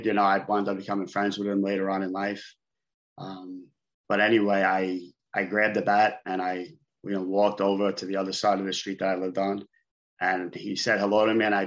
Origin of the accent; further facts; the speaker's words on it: New York City, New York, United States; I grew up in Brooklyn, New York.